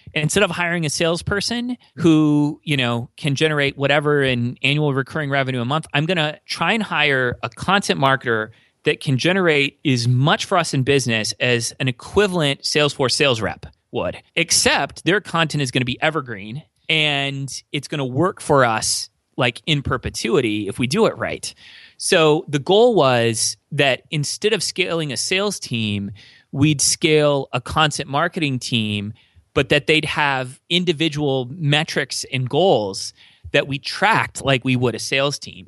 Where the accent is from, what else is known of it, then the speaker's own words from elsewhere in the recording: near LA, Southern California, United States; moved away as an adult; now in Minnesota, United States; I was born and raised in Southern California, near L